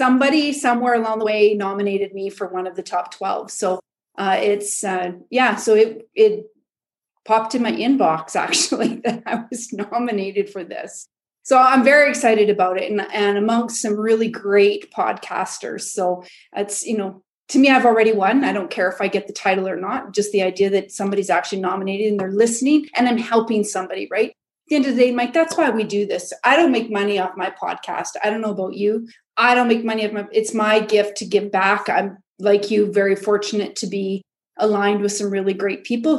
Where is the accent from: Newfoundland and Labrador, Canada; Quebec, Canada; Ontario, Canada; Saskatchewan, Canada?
Saskatchewan, Canada; a small town in; I'm from Canada, a small town in Saskatchewan, Canada